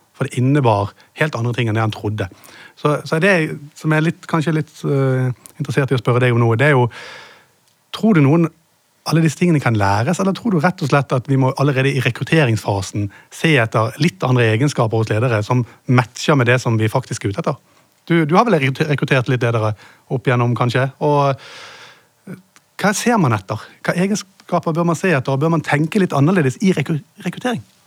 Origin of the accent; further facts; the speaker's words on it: Bergen, Vestland, Norway; siden jeg er fra Bergen